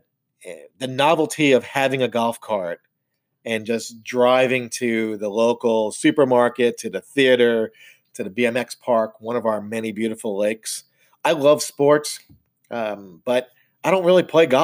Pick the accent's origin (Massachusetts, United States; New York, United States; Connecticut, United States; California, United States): New York, United States; New York City; I was born and raised in the Northeast, born in Brooklyn, New York